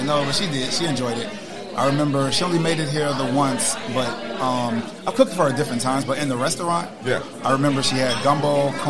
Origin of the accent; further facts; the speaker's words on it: Chicago, Illinois, United States; I was born and raised here in Chicago.